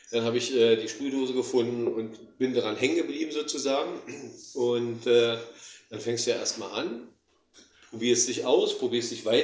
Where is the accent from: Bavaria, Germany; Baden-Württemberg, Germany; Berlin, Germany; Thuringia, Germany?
Berlin, Germany; Wir, wir kommen halt aus West-Berlin. West-Berlin ist ja der amerikanische Sektor gewesen.